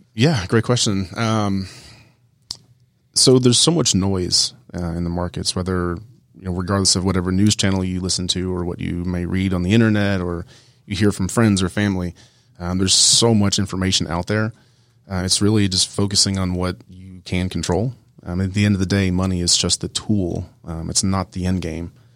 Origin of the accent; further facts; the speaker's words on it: Columbus, Georgia, United States; moved away as an adult; I grew up in Columbus, Georgia, so at Fort Benning